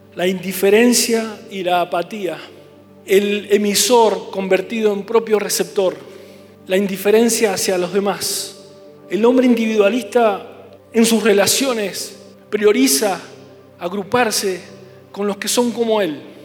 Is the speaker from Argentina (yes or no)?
yes; Mendoza, Argentina; como mendocinos